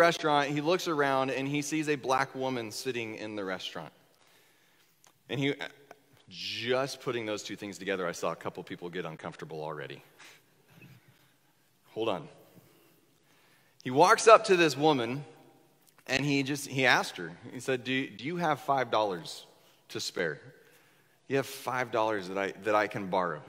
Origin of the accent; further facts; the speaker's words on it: Northwest Kansas, United States; moved away as an adult; also born or lived in Southern Indiana; now in Indiana, United States; I grew up in Northwest Kansas